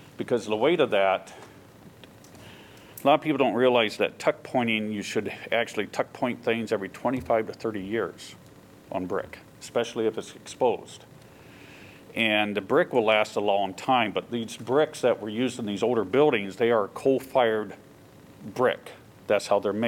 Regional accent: Waterloo, Iowa, United States; I'm actually from Waterloo. I lived down here years ago, worked down here in Iowa City

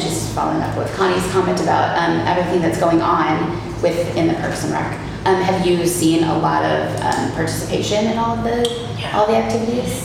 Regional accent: Iowa City, Iowa, United States; my hometown

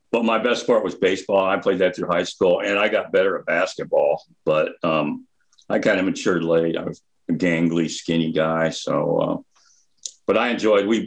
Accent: Fort Dodge, Iowa, United States; I grew up in Fort Dodge

